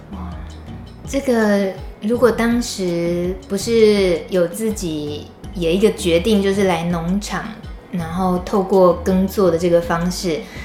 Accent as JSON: {"language": "Chinese", "region": "rural central Taiwan", "country": "Taiwan", "tie": "born or raised there", "said": "我们都是中部农村小孩长大的"}